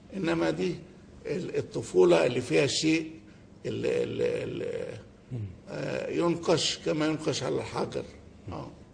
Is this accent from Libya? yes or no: no; Egypt; إحنا كمصريين وكعرب